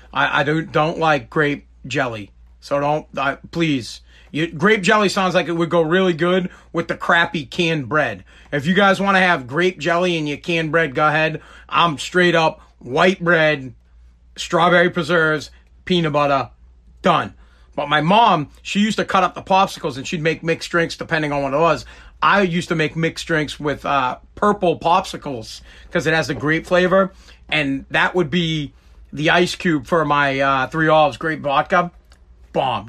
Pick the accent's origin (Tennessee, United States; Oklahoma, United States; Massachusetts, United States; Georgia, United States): Massachusetts, United States; Woburn; I'm from New England. I'm from Boston. Well, I'm from Woburn